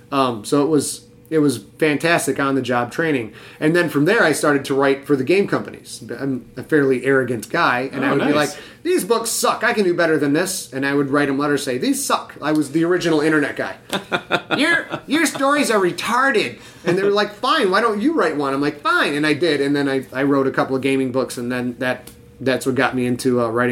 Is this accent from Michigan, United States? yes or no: yes; Cheboygan, Michigan, United States; I grew up in Sheboygan, Michigan. Sheboygan, Michigan, and we had one movie theater, I think we had three stoplights.